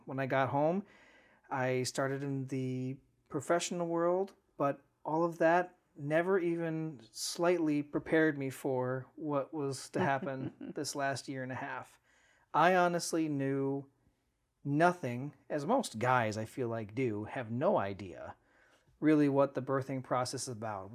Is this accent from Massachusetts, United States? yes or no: no; Cleveland, Ohio, United States; also born or lived in Lakewood, Ohio; Grew up right here in the greater Cleveland area